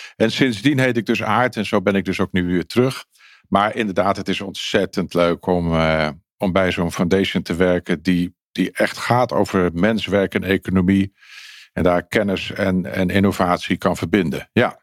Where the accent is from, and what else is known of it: Netherlands